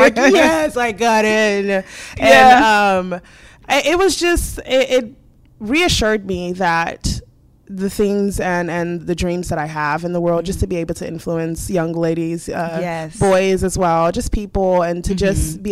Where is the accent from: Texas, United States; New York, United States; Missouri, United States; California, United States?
Texas, United States; Dallas; now in Beaumont, United States; I am from Dallas.